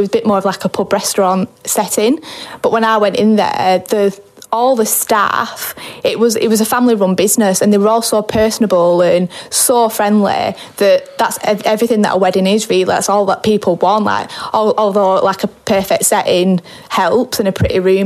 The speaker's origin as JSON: {"language": "English", "town": "Darwen", "region": "North West England", "country": "United Kingdom", "accent": "Darwen", "said": "I was working at a hotel in Darwen, where I get my accent from"}